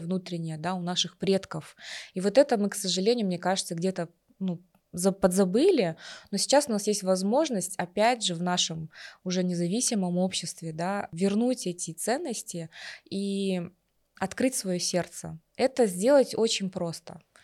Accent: Kazakhstan; мы, казахи

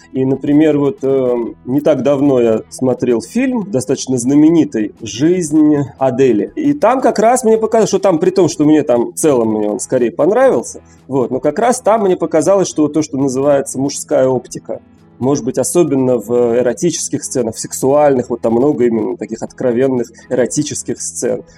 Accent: Moscow, Russia; moved away as an adult; now in Haifa, Israel; Живу в Хайфе. Это такой город на севере Израиля. Последние три года уже здесь живу, а родился в Москве

